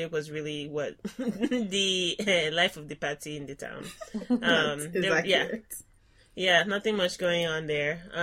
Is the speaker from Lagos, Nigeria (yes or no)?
yes; Lagos, Nigeria; moved away as an adult; also born or lived in South Hadley, Massachusetts; now in Ann Arbor, United States; I did my pre-college education in Lagos, Nigeria, and went to boarding school